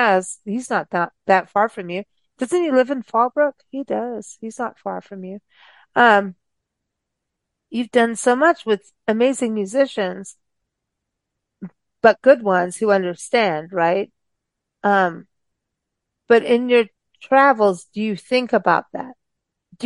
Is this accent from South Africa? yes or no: yes; South Africa; moved away; growing up in South Africa